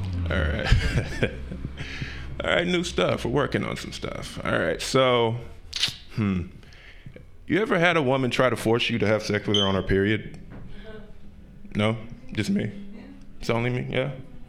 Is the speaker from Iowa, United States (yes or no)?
no; Utah, United States; I'm from Utah.